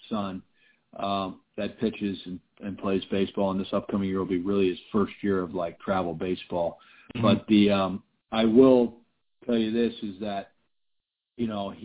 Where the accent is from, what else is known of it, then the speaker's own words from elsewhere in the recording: Syracuse, New York, United States; moved away; I grew up in Syracuse, New York